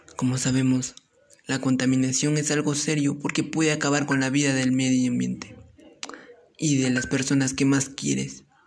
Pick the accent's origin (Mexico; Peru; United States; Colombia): Peru; Chupaca Province, Junín; soy del departamento de Junín y pertenezco a la provincia de Chupaca